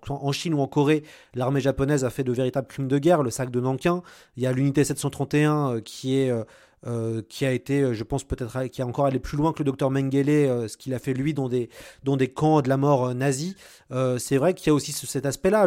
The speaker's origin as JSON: {"language": "French", "country": "France", "said": "en tant que Français"}